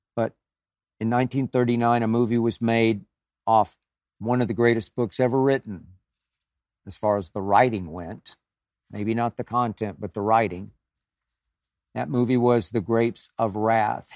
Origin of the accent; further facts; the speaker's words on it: Oklahoma City, Oklahoma, United States; moved away as an adult; also born or lived in Nashville, Tennessee; So many of my friends I grew up with stayed in Oklahoma, Oklahoma City, Tulsa.